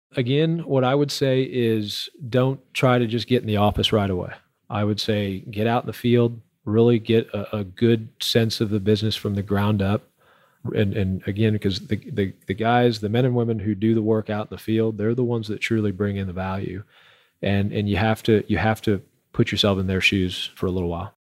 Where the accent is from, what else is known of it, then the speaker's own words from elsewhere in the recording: Houston, Texas, United States; moved away as an adult; now in Permian Basin, United States; I'm from Houston